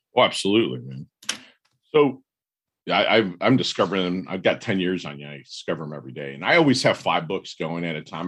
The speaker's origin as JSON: {"language": "English", "region": "Michigan", "country": "United States", "said": "I'm from Michigan"}